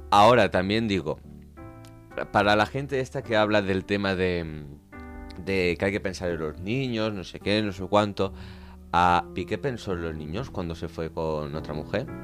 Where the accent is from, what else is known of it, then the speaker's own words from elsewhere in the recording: Venezuela; now in Spain; Ah, no, yo soy venezolano, ella es colombiana.